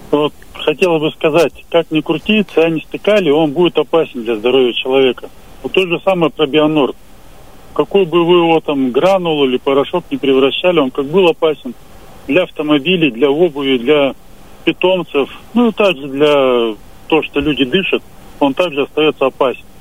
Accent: Altai Krai, Russia; now in Krasnoyarsk, Russia; я родом сам с Алтая, и мне нравится Алтай

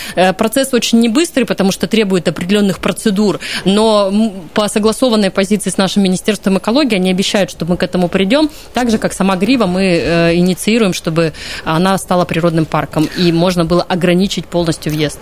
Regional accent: Krasnoyarsk, Krasnoyarsk Krai, Russia; Я просто как красноярец и как человек, который вырос на столбах, ходил туда регулярно

